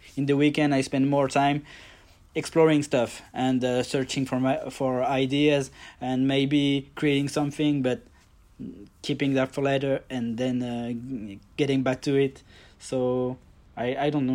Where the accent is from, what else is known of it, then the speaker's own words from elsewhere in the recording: France; from France. I'm just near Paris.